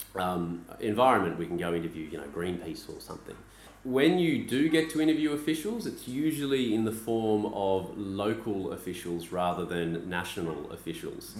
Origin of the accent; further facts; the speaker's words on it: Australia; moved away as an adult; now in Beijing, China; I'm Australian